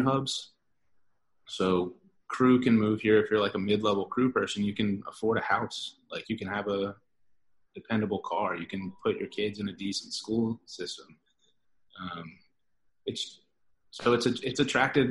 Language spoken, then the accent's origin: English; Atlanta, Georgia, United States; also born or lived in Miami, Florida; I was born in Miami, but I grew up in Atlanta